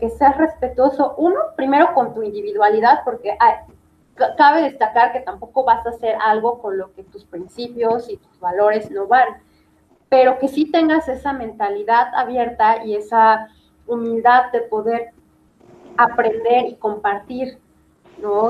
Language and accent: Spanish; Mexico; also born or lived in Puebla; sí soy mexicana, pero me considero una ciudadana del mundo